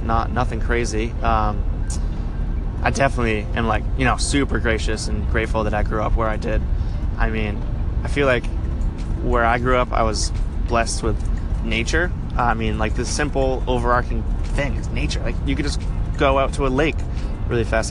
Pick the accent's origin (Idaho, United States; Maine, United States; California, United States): Maine, United States; Belgrade; moved away as an adult; growing up in Maine, I grew up like in a town called Belgrade. It was uh, in between Waterville and Augusta, which is like central Maine